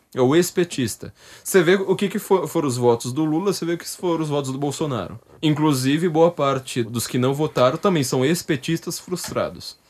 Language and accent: Portuguese; São Paulo, Brazil; Eu sou uma pessoa da periferia. Eu sou da zona norte de São Paulo.